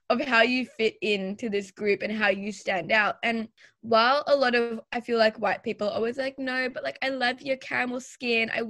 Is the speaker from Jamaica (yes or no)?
no; Pakistan; now in Australia; I'm also Pakistani. And this is the first time I've ever really seen a Pakistani Australian person on TV.